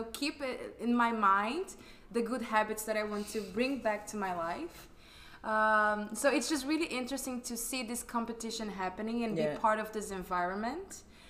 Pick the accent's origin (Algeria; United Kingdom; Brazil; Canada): Brazil; accent: Latin; English is a second language; now in Netherlands